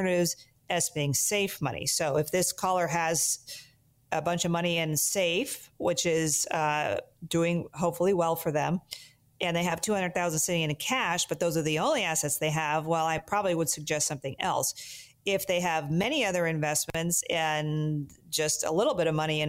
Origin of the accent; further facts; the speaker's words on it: Sacramento, California, United States; I grew up playing tennis in the Sacramento, Northern California area